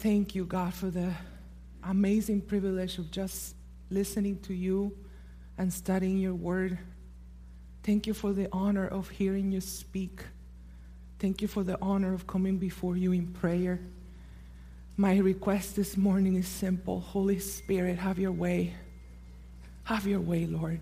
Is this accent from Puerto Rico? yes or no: yes; Puerto Rico; moved away; in my native Puerto Rico